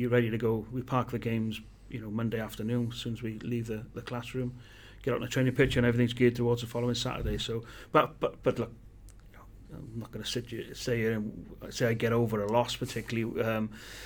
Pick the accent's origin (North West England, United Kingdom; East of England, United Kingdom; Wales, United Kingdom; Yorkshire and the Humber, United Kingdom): Wales, United Kingdom; Welsh; being Welsh